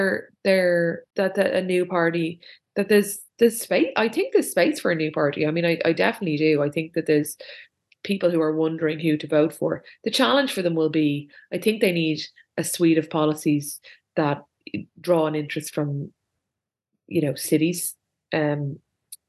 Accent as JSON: {"language": "English", "town": "Dublin", "region": "Leinster", "country": "Ireland", "said": "I'm from Dublin"}